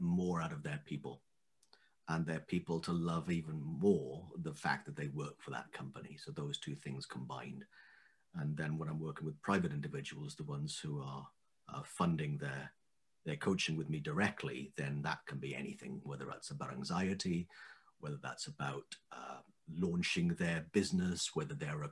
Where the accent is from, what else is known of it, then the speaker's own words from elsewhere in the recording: Wales, United Kingdom; moved away as an adult; also born or lived in west of London; now in England, United Kingdom; I'm from Wales in the United Kingdom